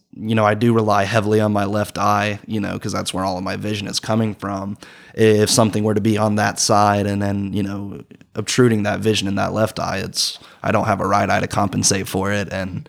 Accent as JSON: {"language": "English", "town": "Rome", "region": "Georgia", "country": "United States", "said": "I'm originally from Rome, Georgia. And, you know, there's not a lot of street lights in Rome. It's kind of rural."}